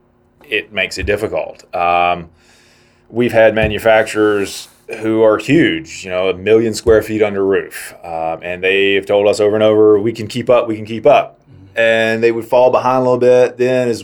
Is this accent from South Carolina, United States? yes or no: yes; South Carolina, United States; moved away; I'm from South Carolina, and the sewing industry down there used to be knitted wear